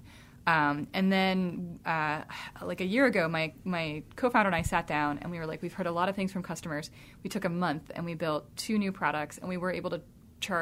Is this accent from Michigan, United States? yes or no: no; Jonesboro, Georgia, United States; moved away as an adult; now in Pittsburgh, United States; I was born in the Deep South in Jonesboro, Georgia